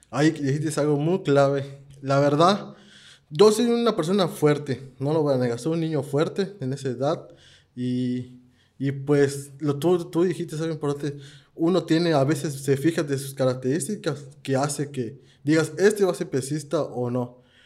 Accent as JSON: {"language": "Spanish", "region": "Campeche", "country": "Mexico", "said": "yo soy de Campeche"}